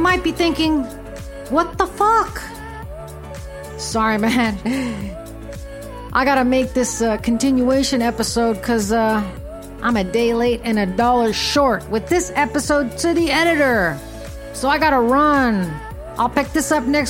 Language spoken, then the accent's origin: English; Fremont, California, United States; moved away as an adult; now in South Carolina, United States; my hometown, Fremont, the California